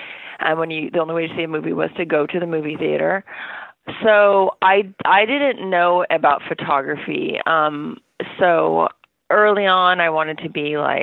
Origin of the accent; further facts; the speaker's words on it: Orange County, Southern California, United States; moved away as an adult; also born or lived in New York; I grew up in Southern California in Orange County